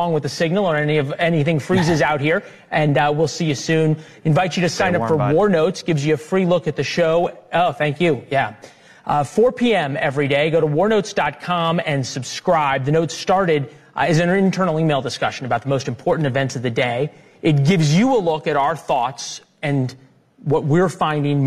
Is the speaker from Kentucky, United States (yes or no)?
no; Missouri, United States; I'm from Missouri